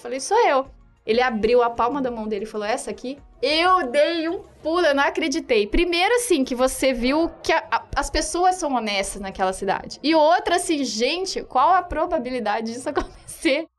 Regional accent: Brazil; eu sou brasileira

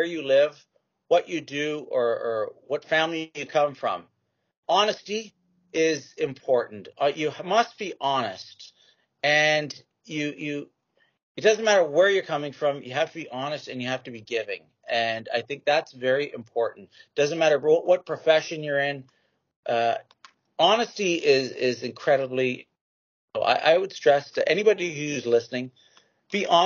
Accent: Canada

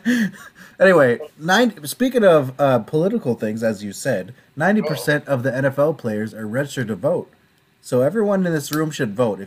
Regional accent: Iowa, United States; we're all from Iowa

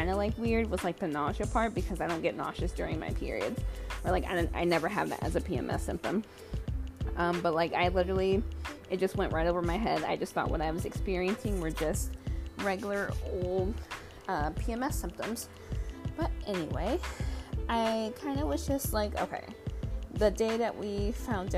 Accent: Michigan, United States; moved away as an adult; also born or lived in Arizona; now in Washington State, United States; I was born in Arizona, but pretty much raised in Michigan my entire life. Now, I just live in Washington State

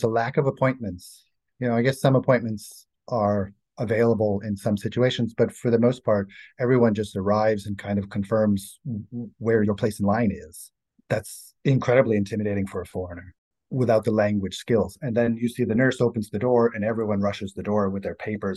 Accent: Boston, Massachusetts, United States; moved away as an adult; now in Bratislava, Slovakia; I'm from the United States, from Boston

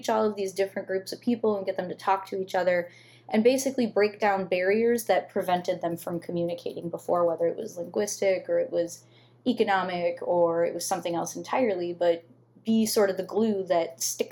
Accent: Southwest suburbs of Chicago, Illinois, United States; moved away as an adult; also born or lived in McKinley Park, Chicago / Archer Heights, Chicago; now in Chicago, United States; before that, I was from the Southwest suburbs

